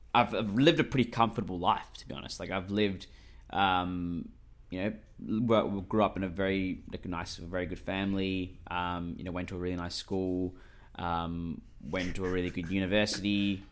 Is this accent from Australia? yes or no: yes; Australia; I'm Australian, mate, one hundred percent.